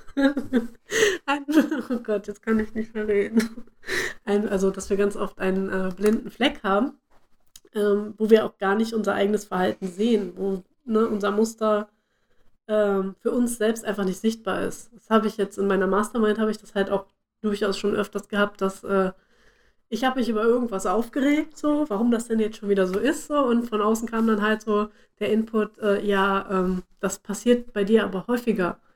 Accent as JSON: {"language": "German", "town": "Bad Pyrmont", "region": "Lower Saxony", "country": "Germany", "tie": "born or raised there", "moved": "yes", "said": "zu Hause in meinem, äh, meinem Heimatdorf, sage ich mal, also in Bad Pyrmont."}